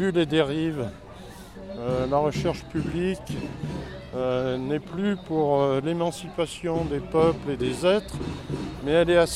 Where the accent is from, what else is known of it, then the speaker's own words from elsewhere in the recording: Auvergne-Rhône-Alpes, France; je suis auvergnat.